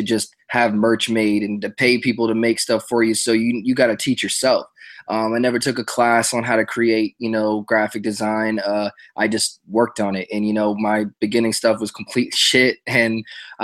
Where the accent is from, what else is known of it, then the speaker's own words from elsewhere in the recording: New York, United States; moved away as an adult; also born or lived in New Jersey; now in Los Angeles, United States; I'm originally from New York. I was born in New Jersey, but I moved to New York when I was real little. And so I grew up in New York